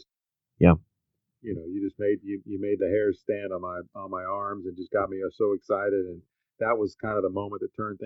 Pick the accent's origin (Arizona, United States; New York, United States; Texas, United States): Texas, United States; Dallas; also born or lived in Lubbock, Texas; I grew up in Dallas. I live in Dallas.